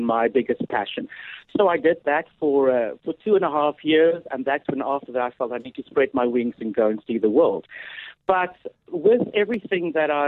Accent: Oudtshoorn, Western Cape, South Africa; moved away as an adult; also born or lived in Port Elizabeth (Gqeberha); now in United Kingdom; I was born in Oudtshoorn in 1975, giving my age away.

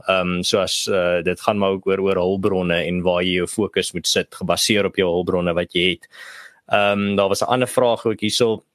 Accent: South Africa; as 'n Suid-Afrikaner

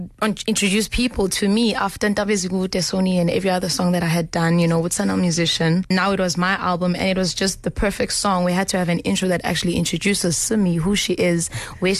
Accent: Tugela Ferry, KwaZulu-Natal, South Africa; I come from Together Fairy

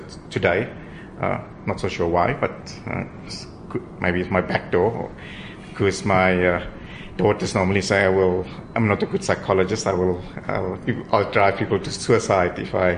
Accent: Ferndale, Eastern Cape, South Africa; I grew up in a small little town, Ferndale, in the Eastern Cape

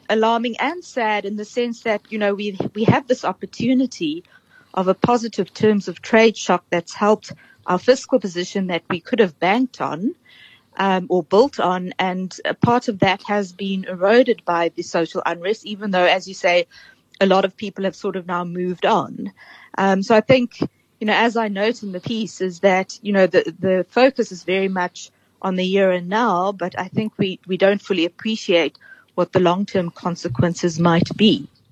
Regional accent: South Africa; also born or lived in Cape Town; as a South African

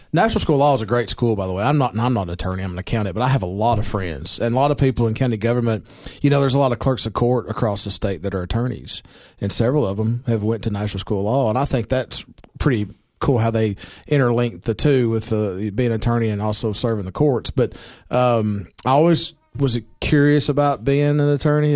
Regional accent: Baxter, Tennessee, United States; my hometown of Baxter

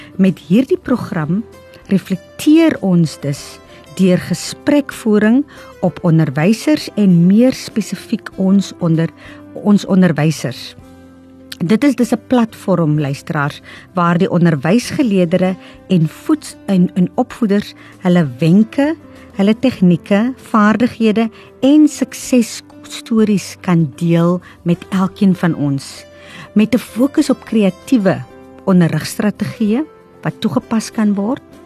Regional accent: O'okiep, Namaqualand, Northern Cape, South Africa; Dit is nou my woonplek waar ek vandaan kom

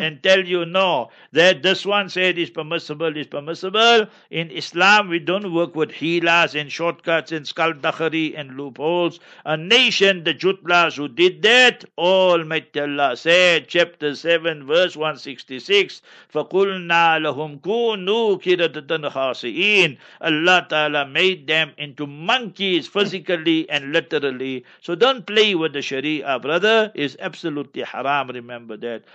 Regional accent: Heidelberg, Gauteng, South Africa; I was born in a location, African location. Sometimes when I go to Heidelberg, my hometown

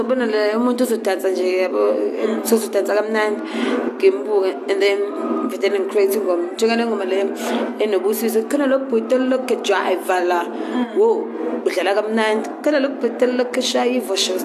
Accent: Durban, KwaZulu-Natal, South Africa; I'm from Durban

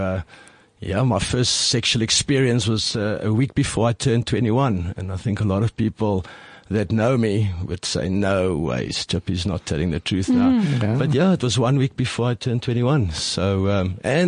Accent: Pretoria, Gauteng, South Africa; first language Afrikaans; English is a second language; very conservative, Afrikaans-speaking, little lighty in Pretoria

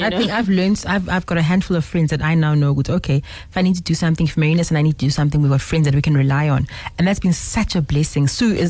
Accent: Zimbabwe; now in Johannesburg, South Africa; When I grew up in Zim, I grew up in a little bubble of South African women

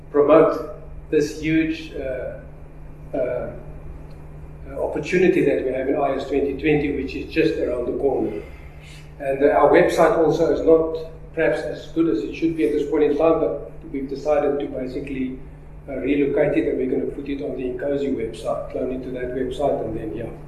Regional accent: South Africa; Africa. Africa.

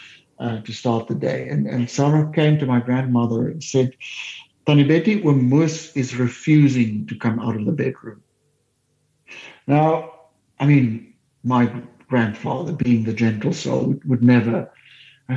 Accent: Heidelberg, Western Cape, South Africa; they moved to Heidelberg, where I grew up in the Cape

